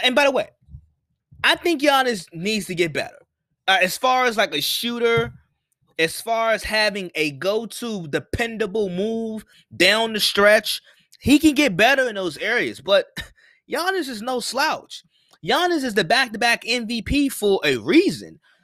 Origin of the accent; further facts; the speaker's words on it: Washington, District of Columbia, United States; I'm from Washington, D C